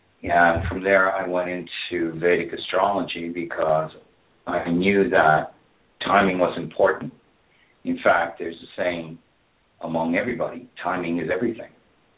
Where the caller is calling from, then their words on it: Ireland; I'm calling from Ireland.